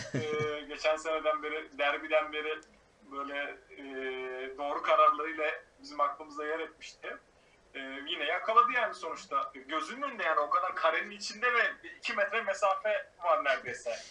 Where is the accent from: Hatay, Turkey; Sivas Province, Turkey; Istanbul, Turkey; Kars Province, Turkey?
Hatay, Turkey; bir Hataylı olarak